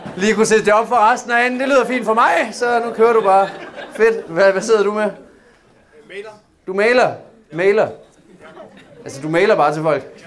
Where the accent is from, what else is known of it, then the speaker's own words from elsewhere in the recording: Southern Jutland, Southern Denmark, Denmark; Jeg er selv sønderjyde